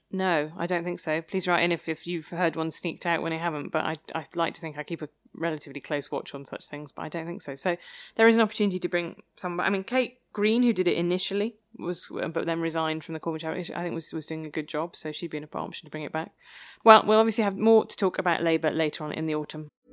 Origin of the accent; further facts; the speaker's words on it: Worcester, West Midlands, United Kingdom; moved away as an adult; also born or lived in Oxford; I grew up in Worcester